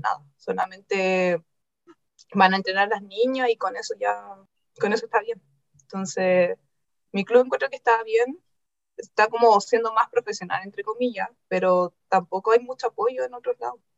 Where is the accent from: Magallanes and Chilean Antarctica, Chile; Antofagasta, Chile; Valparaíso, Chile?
Valparaíso, Chile; La Calera; yo soy de Calera. Yo estudié en Calera de muy chica